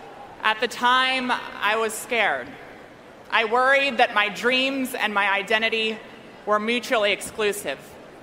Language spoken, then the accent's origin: English; Delaware, United States; my home state of Delaware